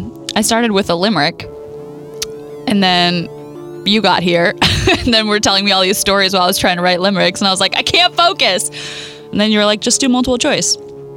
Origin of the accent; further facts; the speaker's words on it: Idaho, United States; my home state of Idaho